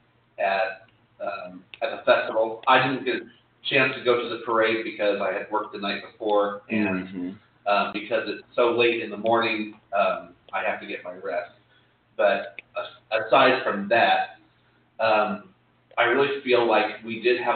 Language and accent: English; Terre Haute, Indiana, United States; now in Indianapolis, United States; I'm from Terre Haute, and you know, that was very rural, a very rural mindset.